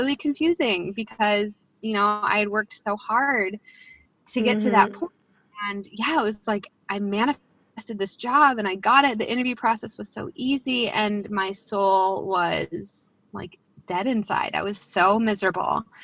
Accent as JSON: {"language": "English", "town": "Chicago", "region": "Illinois", "country": "United States", "tie": "born or raised there", "also_born_or_lived": "Denver, Colorado", "said": "I grew up in the Chicagoland area"}